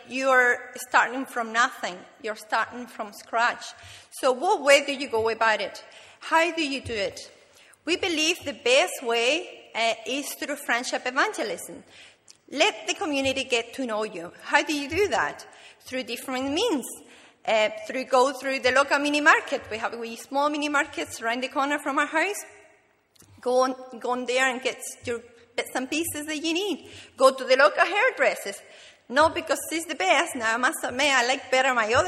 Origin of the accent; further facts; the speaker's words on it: Canary Islands, Spain; moved away; I'm from the Canary Islands